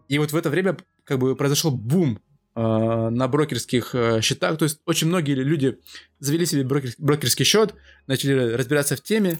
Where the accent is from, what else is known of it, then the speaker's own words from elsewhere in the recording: Omsk, Omsk Oblast, Russia; moved away as an adult; now in Moscow, Russia; я из Омска, учились мы тоже оба в Омске